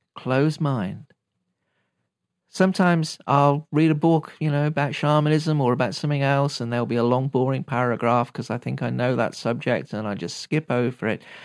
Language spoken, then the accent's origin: English; United Kingdom; I'm British